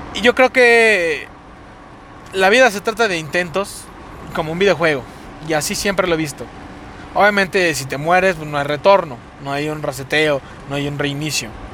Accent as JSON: {"language": "Spanish", "region": "Mexico City", "country": "Mexico", "accent": "cantadito", "said": "hablamos así cantadito porque somos de la Ciudad de México"}